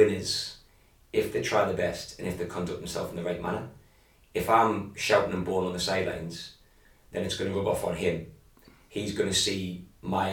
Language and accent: English; England, United Kingdom; moved away; growing up where I grew up back in England